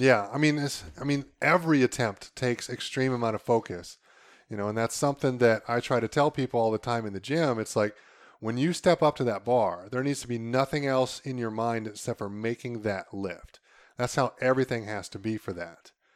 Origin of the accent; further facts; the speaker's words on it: Northeast Ohio, United States; we're from Northeast Ohio